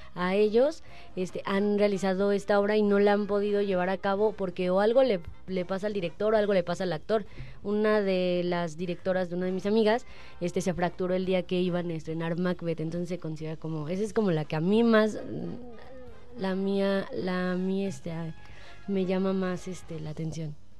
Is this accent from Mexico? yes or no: yes; Mexico; como mexicanos